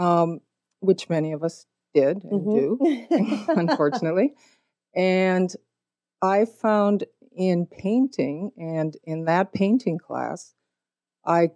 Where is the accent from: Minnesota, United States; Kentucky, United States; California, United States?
Minnesota, United States; also born or lived in Montana; I grew up in Minnesota and in Montana